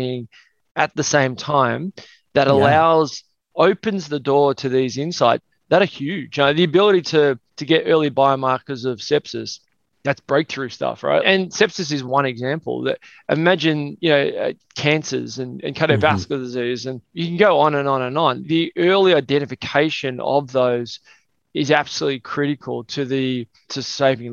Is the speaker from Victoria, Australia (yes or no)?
yes; Melbourne, Victoria, Australia; I was born in Melbourne, Australia.